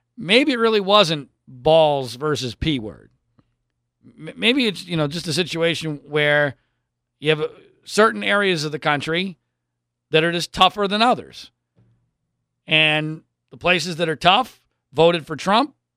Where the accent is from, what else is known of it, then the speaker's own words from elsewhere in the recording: Pennsylvania, United States; now in Southern California, United States; I grew up in Pennsylvania.